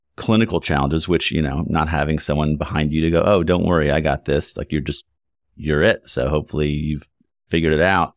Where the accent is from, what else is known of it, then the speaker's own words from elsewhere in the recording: Lexington, Kentucky, United States; moved away as an adult; also born or lived in Ann Arbor / New York City / Chicago; Having grown up in Kentucky, I grew up in Lexington